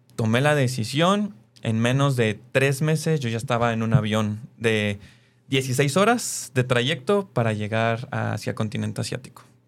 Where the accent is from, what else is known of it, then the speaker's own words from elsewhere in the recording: Mexico City, Mexico; yo soy originario de la Ciudad de México